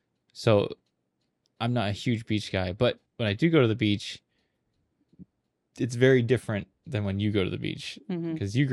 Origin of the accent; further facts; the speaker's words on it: Hawaii, United States; moved away; also born or lived in Mojave Desert; I grew up in Hawaii.